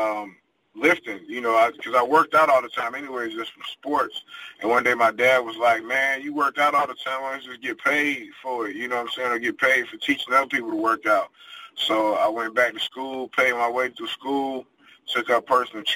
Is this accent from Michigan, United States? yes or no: yes; Detroit, Michigan, United States; moved away as an adult; also born or lived in Charlotte, North Carolina; now in Las Vegas, United States; I lived, born and raised in Detroit, I lived in Charlotte, North Carolina for a while. And then I moved from there to Las Vegas